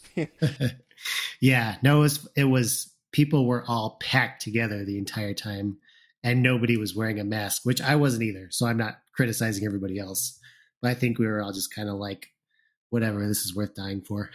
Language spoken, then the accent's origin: English; Plainfield, Illinois, United States; I grew up in Plainfield, Illinois